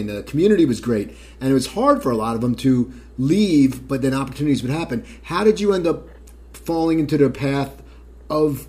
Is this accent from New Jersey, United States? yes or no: yes; Cherry Hill, New Jersey, United States; I'm a Cherry Hill guy, so I'm right across the bridge